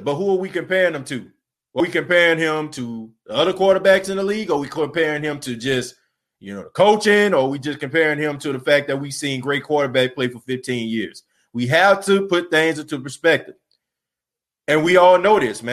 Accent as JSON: {"language": "English", "town": "New Orleans", "region": "Louisiana", "country": "United States", "tie": "born or raised there", "said": "my hometown"}